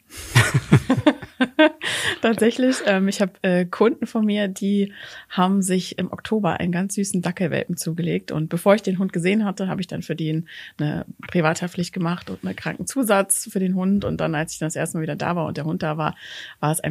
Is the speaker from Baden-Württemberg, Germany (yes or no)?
no; Hamburg, Germany; born there; now in Cologne, Germany; Ich bin gebürtige Hamburgerin, wohne aktuell in Köln